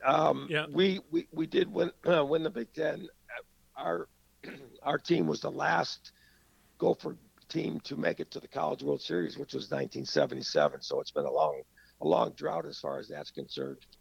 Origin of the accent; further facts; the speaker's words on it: St. Paul, Minnesota, United States; grown up in St. Paul